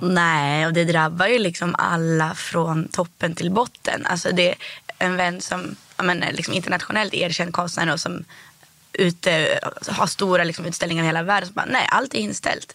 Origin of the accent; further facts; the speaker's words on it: Härnösand, Västernorrland County, Sweden; also born or lived in Rättvik, Dalarna; now in Stockholm, Sweden; först så växte jag upp i Rättvik. i Dalarna.